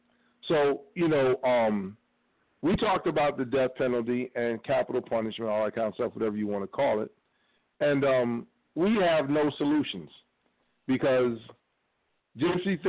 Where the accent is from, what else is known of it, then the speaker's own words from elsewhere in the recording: Cleveland, Ohio, United States; I'm from Cleveland